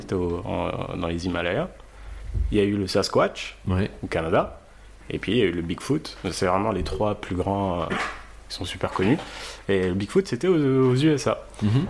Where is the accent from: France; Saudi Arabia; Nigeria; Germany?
Saudi Arabia; je rappelle que je suis, j'ai grandi en Arabie Saoudite